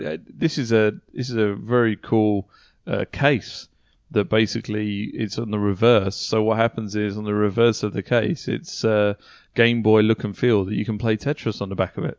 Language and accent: English; United Kingdom; moved away; back home in the U K